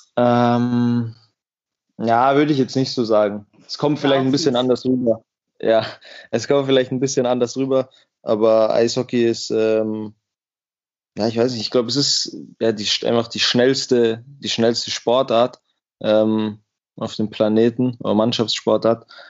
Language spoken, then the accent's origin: German; Miesbach, Bavaria, Germany; also born or lived in United States; in der Stadt, wo ich, wo ich aufgewachsen bin